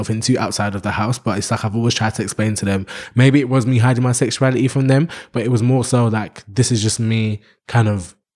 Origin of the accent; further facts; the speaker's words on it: London, United Kingdom; I was growing up in London, and you're trying to train me to become this big wrestler that you your dad wanted you to be.